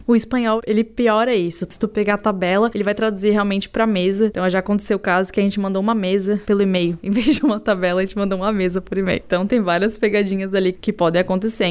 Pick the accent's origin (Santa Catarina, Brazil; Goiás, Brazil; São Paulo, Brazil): Santa Catarina, Brazil; Florianópolis; Eu sou uma manezinha da ilha, então nasci e cresci aqui em Florianópolis.